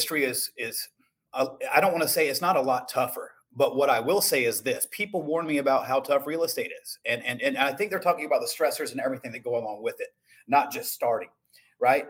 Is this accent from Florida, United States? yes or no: yes; Shalimar, Florida, United States; I was born and raised in Chalamar, Florida, which is right near Destin, Florida, and Santa Rosa Beach